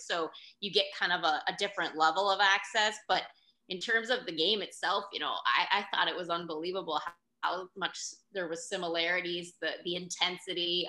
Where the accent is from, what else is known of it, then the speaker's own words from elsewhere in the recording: Pittsburgh, Pennsylvania, United States; moved away as an adult; now in Florida, United States; I grew up in Pittsburgh and and it was a, a big hockey family.